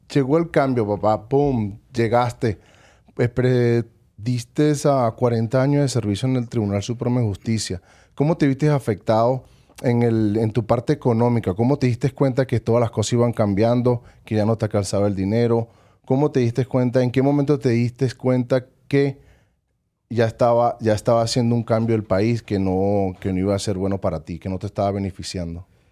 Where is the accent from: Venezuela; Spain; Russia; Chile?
Venezuela; Caracas, Capital District; now in Las Vegas, United States; Nací en Caracas, Venezuela. Crecí en el barrio 23 de enero